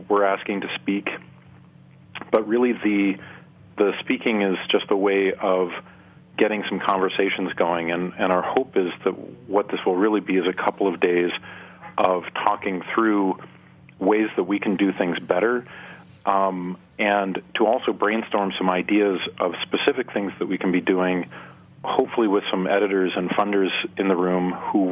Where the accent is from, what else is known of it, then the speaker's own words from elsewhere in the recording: Nebraska, United States; here in my home state of Nebraska